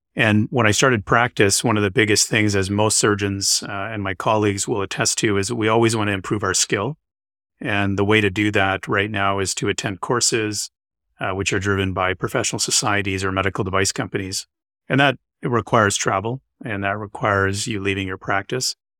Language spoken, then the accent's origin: English; Winnipeg, Manitoba, Canada; moved away as an adult; also born or lived in Calgary, Alberta / London, Ontario / Boston; now in Vancouver, Canada; I grew up in Winnipeg, Manitoba, which is, uh, just north of North Dakota